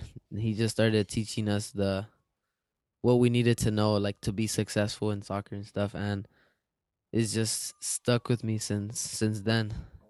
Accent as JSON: {"language": "English", "town": "Los Angeles", "region": "California", "country": "United States", "said": "I play for the Galaxy U16. I play in the center of the midfield, and I come from South Central LA."}